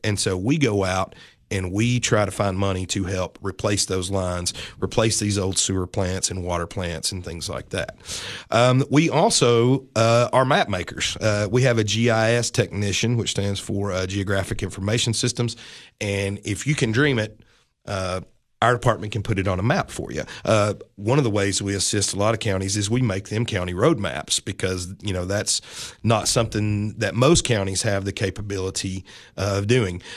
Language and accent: English; Livingston, Tennessee, United States; also born or lived in Nashville, Tennessee / Mount Juliet, Tennessee; I grew up about twenty miles north from here in beautiful Livingston, Tennessee, born, raised